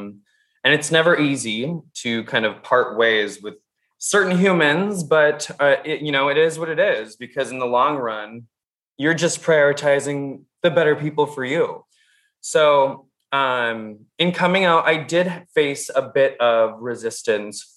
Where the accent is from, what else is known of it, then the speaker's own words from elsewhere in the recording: Minnesota, United States; I'm from the Midwest. I am born and raised Minnesotan.